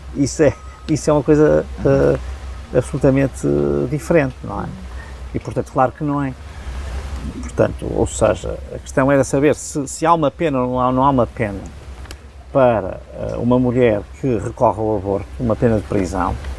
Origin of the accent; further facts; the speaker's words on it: Portugal; adoro ser português